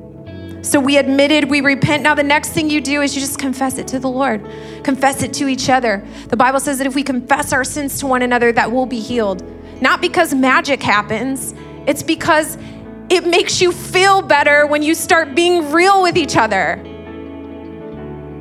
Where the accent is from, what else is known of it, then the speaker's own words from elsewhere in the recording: Indiana, United States; moved away as an adult; now in New York, United States; I'm from Indiana.